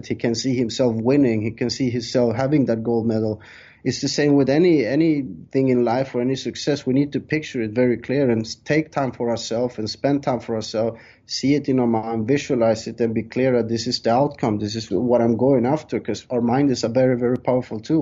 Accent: Sweden; moved away as an adult; also born or lived in Colombia; now in Thailand; I was born in South America, Colombia, but I left when I was 3 years old. My parents took me there, and I was raised in Sweden until I was 20 years old, and then I moved to Thailand, and now I've been living in Thailand 16 years.

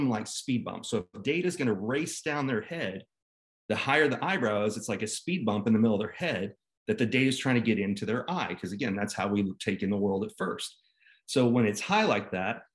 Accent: Dallas, Texas, United States; I grew up here in Dallas, Texas, actually in between Dallas and Fort Worth. Moved here when I was three

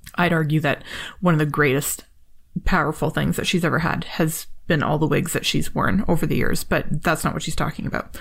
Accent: Toronto, Ontario, Canada; Canadian, and we're both from Toronto

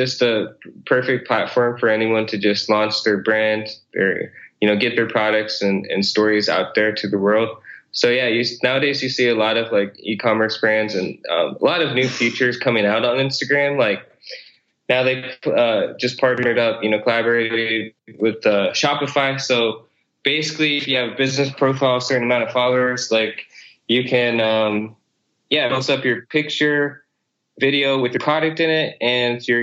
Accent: Iowa, United States; also born or lived in South Korea; I was actually born in South Korea and then adopted by my parents in the States. So I grew up in Iowa.

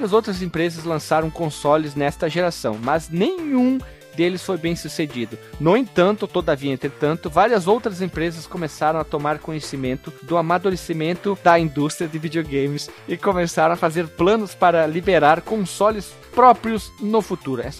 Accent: Brazil; eu, como sou brasileiro da roça e falo mole

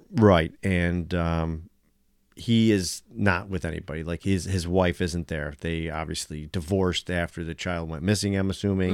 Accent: United States; me being American

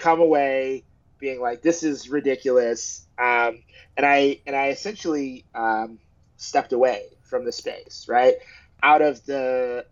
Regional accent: United States; I'm African American, so I come from an African American tradition

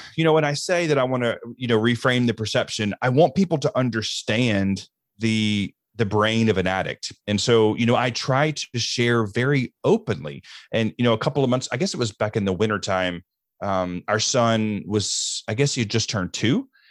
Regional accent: the deep South, United States; I grew up in the South, and I grew up in the deep South in the Southern Baptist Church

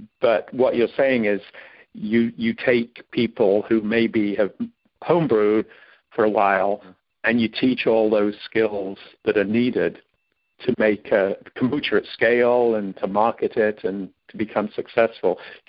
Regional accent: England, United Kingdom; moved away as an adult; now in United States; I've lived here, even though I grew up in England, I've lived here for 40 years.

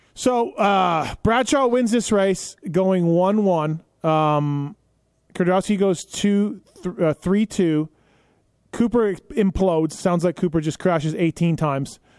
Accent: Manitoba, Canada; I'm from Manitoba

